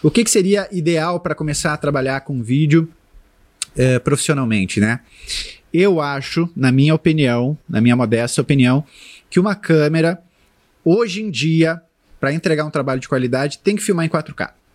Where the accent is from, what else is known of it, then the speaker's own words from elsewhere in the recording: Porto Alegre, Rio Grande do Sul, Brazil; eu sou de Porto Alegre